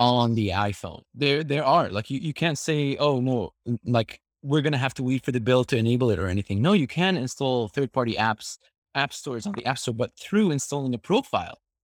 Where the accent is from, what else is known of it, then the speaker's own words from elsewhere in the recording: Syria; I'm from Syria